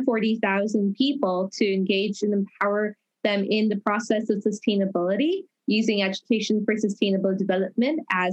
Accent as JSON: {"language": "English", "town": "Toronto", "region": "Ontario", "country": "Canada", "said": "I am from Toronto, Canada. I'm also the only Canadian to win the International Children's Peace Prize"}